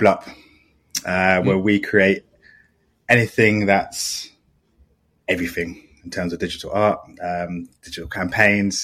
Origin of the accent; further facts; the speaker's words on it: London, United Kingdom; also born or lived in Southampton; from London